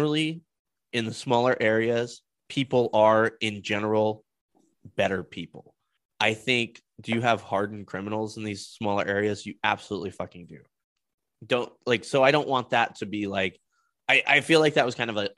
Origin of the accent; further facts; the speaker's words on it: Denver, Colorado, United States; I grew up in the Denver metro area